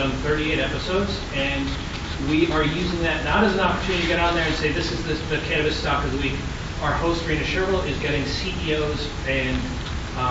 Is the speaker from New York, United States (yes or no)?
no; Holyoke, Massachusetts, United States; growing up in Holyoke, Massachusetts